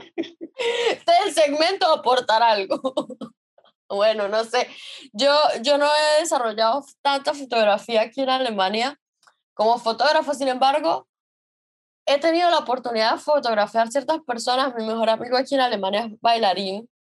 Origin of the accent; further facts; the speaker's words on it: San Cristóbal, Táchira, Venezuela; moved away as an adult; Nosotros somos de San Cristóbal